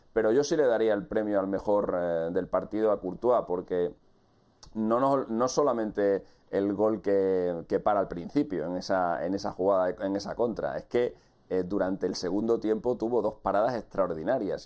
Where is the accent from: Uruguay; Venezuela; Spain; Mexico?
Spain; en, nuestro país, en mi país